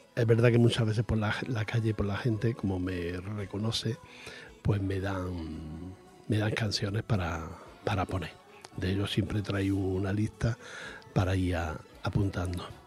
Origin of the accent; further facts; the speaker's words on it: Andalusia, Spain; accent: Andalusian; moved away; Yo soy andaluz y hablo mm, andaluz, andaluz